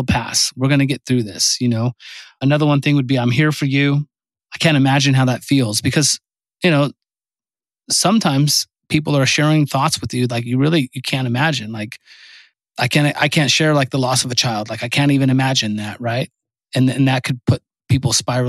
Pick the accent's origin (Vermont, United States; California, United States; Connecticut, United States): California, United States; I'm from California